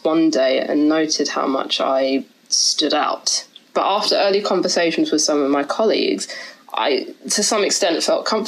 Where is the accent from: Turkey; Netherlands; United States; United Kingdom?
United Kingdom; London; I'm second generation Indian, born and raised in London